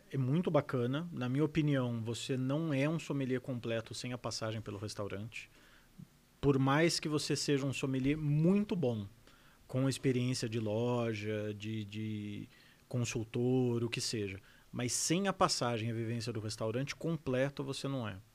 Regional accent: Barbacena, Minas Gerais, Brazil; quando eu era criança pequena lá em Barbacena

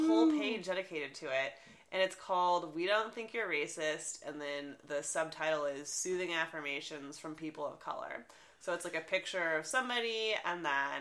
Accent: Oakland, California, United States; I'm from Oakland.

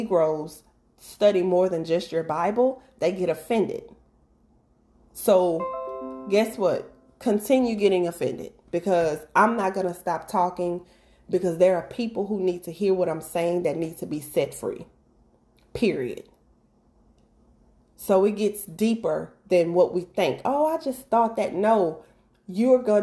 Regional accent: Mississippi, United States; moved away; I'm originally from Mississippi

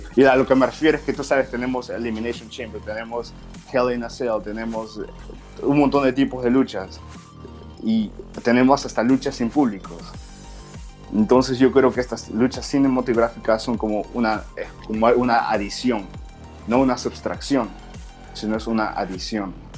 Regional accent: Peru; now in United States; soy de Perú

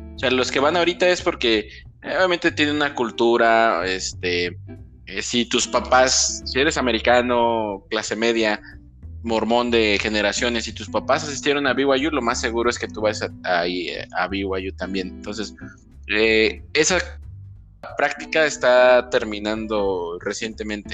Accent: Michoacán, Mexico; now in Guadalajara, Mexico; soy de Michoacán

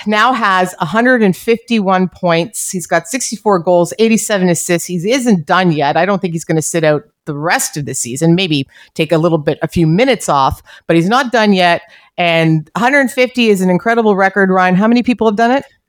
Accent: Canada; as a Canadian hockey fan

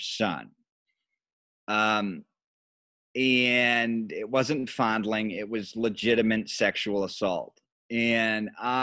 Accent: Grand Rapids, Michigan, United States; moved away as an adult; now in Chicago, United States; I was at the powerhouse station in my hometown, which was Wood TV, it's Wood. Grand Rapids was known as Furniture City

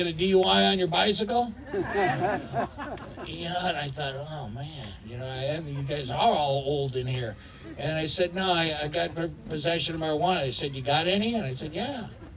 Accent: La Puente, California, United States; I grew up in La Puente

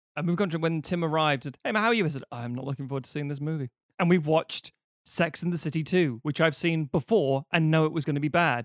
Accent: United Kingdom; growing up in Britain

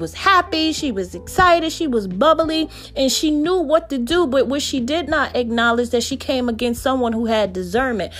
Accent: New Jersey, United States; I'm from New Jersey.

